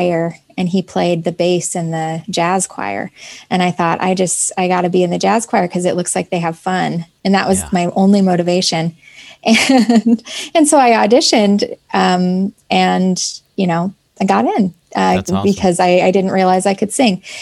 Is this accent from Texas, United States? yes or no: no; Boise, Idaho, United States; I grew up in Boise, Idaho